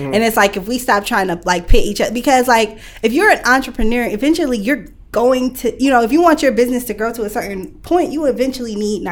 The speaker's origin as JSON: {"language": "English", "town": "Lansing", "region": "Michigan", "country": "United States", "tie": "born or raised there", "also_born_or_lived": "Detroit", "said": "I grew up in Lansing, so everybody's like, the way that I talk, the way that I am, I sound like I'm from Lansing"}